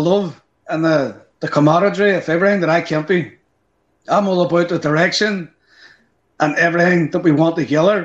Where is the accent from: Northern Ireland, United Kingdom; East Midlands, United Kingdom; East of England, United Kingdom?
Northern Ireland, United Kingdom; as Irish people